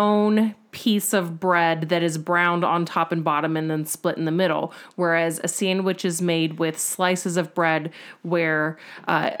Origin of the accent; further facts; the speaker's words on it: United States; I, as an American